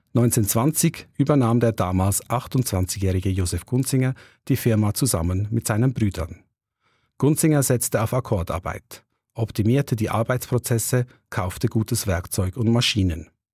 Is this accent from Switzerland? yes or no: yes; Welschenrohr, Solothurn, Switzerland; moved away; besuche ich meinen Heimatort